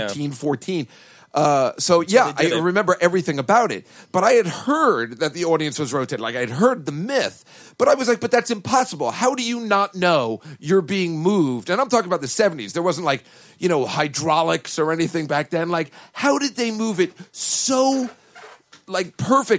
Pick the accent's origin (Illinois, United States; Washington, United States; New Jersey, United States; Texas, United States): New Jersey, United States; moved away; We're both from New Jersey.